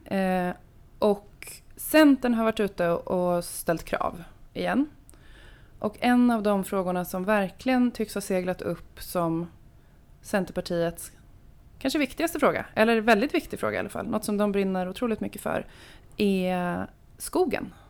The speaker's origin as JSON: {"language": "Swedish", "town": "Örebro", "region": "Örebro County", "country": "Sweden", "said": "jag kommer från Örebro"}